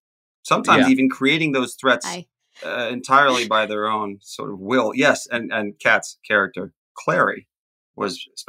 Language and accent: English; New York City, New York, United States; also born or lived in Indiana; I'm from New York City, is what you're saying. And I think that I sound like somebody from New York City.